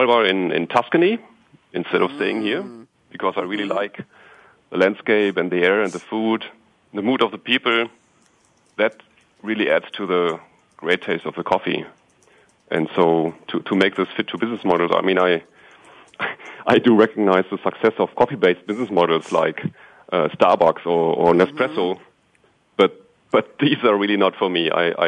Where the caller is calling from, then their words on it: Walldorf, Baden-Württemberg, Germany; I'm calling from Germany, from SAP headquarters in Waldorf.